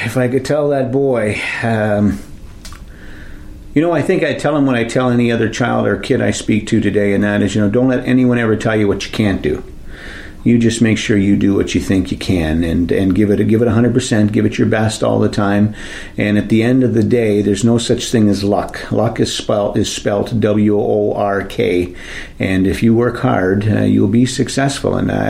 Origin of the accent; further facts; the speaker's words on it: Wasaga Beach, Ontario, Canada; As you probably know or have heard, I grew up just four doors away from this building. I actually went to school in this building